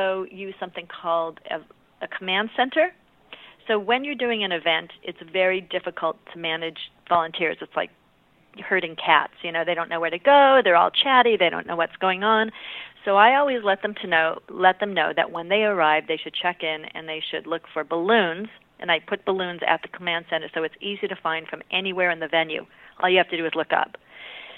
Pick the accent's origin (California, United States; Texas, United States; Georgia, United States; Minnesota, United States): California, United States; I'm from California